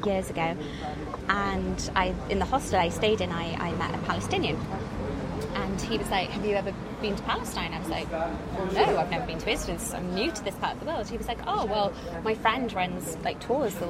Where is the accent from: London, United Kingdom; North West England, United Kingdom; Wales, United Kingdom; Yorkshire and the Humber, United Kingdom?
Wales, United Kingdom; we're Welsh and proud, we have our own language